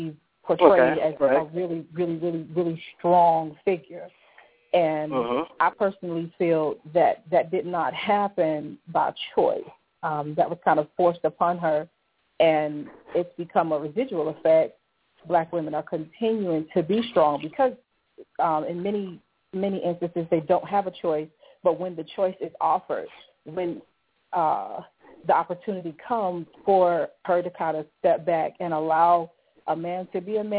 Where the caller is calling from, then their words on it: South Carolina, United States; I'm calling in South Carolina.